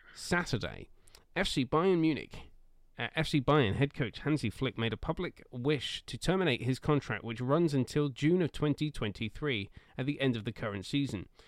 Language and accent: English; Swindon, South West England, United Kingdom; Swindon Town Football Club. It is my hometown club.